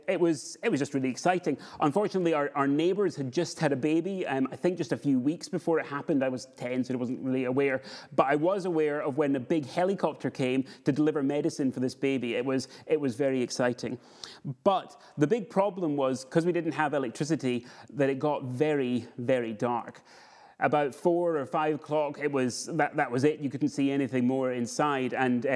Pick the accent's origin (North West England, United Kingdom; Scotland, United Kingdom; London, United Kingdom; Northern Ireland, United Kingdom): Scotland, United Kingdom; now in Edinburgh, United Kingdom; Where I grew up in the Borders, we did snow properly, and in years where we got it, we had absolutely tons of snow.